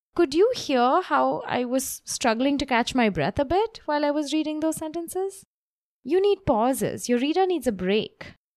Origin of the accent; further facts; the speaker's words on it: Mumbai, Maharashtra, India; now in New York, United States; I live in New York at the moment, but I grew up in Bombay